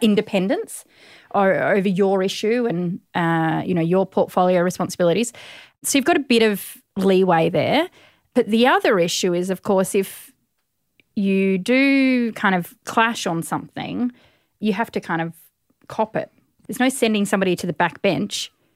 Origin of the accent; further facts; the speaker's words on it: East Gippsland, Victoria, Australia; moved away; also born or lived in Melbourne, Australia / South Australia; I was born in Melbourne, and then my family moved to East Gippsland